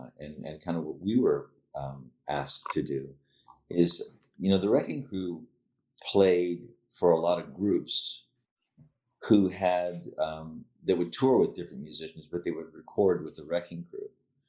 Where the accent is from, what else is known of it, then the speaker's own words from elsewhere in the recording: Pittsburgh, Pennsylvania, United States; Well, I was born right in Pittsburgh.